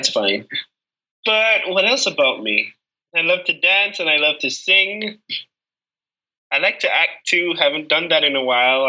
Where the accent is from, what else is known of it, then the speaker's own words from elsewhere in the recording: Jamaica; now in Malmö, Sweden; I am a Jamaican who studies at Malmö University in Malmö in Sweden.